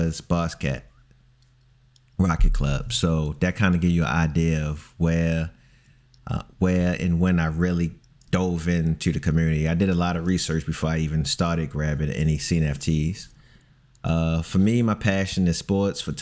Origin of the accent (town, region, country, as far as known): Baltimore, Maryland, United States